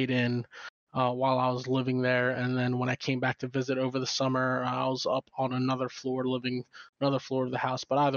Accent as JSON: {"language": "English", "town": "Phoenixville", "region": "Pennsylvania", "country": "United States", "tie": "born or raised there", "moved": "yes"}